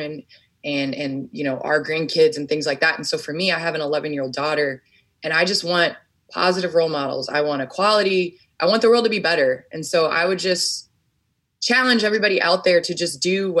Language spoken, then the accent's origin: English; Chicago, Illinois, United States; I grew up in the Chicago area